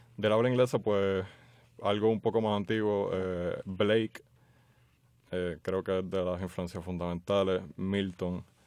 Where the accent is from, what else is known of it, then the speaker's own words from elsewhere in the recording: San Juan, Puerto Rico; also born or lived in Jayuya; Yo nací en Santurce y me he criado acá en el área metropolitana